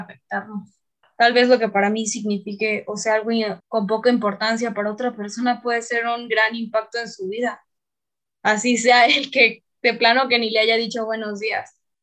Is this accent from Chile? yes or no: no; Tabasco, Mexico; moved away; el ser tabasqueña me ha dado mucha calidez